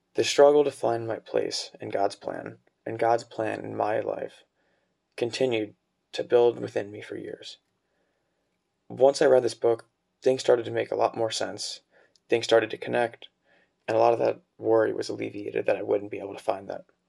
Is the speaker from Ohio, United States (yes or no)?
yes; Cincinnati, Ohio, United States; now in Dayton, United States; I'm from Cincinnati, Ohio